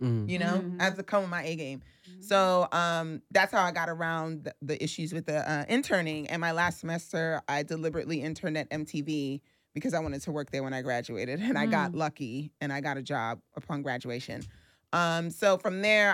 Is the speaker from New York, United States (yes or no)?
yes; New York City, New York, United States; born and raised in Brooklyn from Flatbush